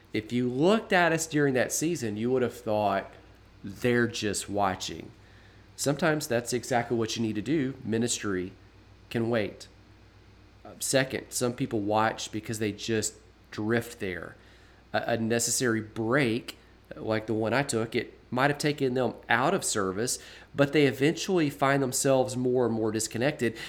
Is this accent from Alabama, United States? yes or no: yes; Birmingham, Alabama, United States; my hometown of Birmingham